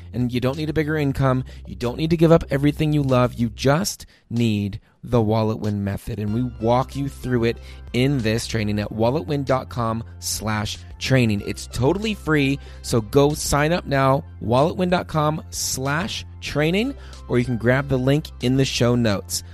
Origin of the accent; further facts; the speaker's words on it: East Coast, United States; this boy growing up on the East Coast